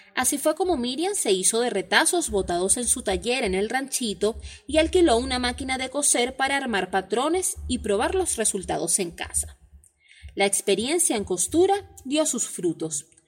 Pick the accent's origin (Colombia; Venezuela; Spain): Venezuela; soy periodista en Venezuela